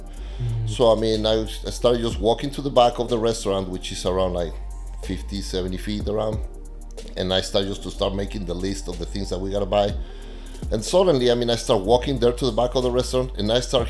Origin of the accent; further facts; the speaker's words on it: Mexico City, Mexico; moved away as an adult; also born or lived in Texas; now in United States; I grew up in Mexico City, and I moved here to the States around 15 years ago